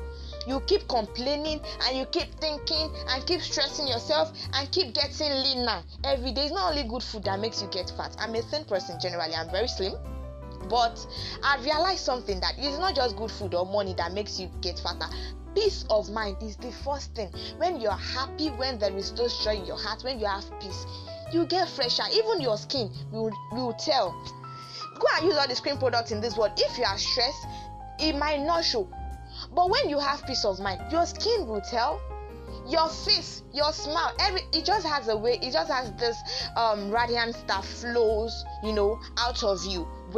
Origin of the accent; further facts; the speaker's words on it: Nigeria; being a Nigerian